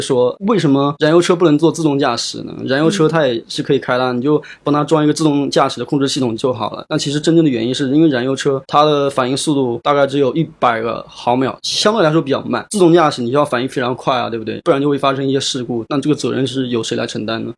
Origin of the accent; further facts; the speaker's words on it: Nanjing, Jiangsu, China; 我是江苏南京人